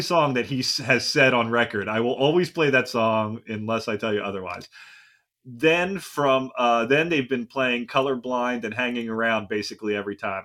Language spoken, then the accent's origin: English; Pennsylvania, United States; moved away; I'm also from Pennsylvania originally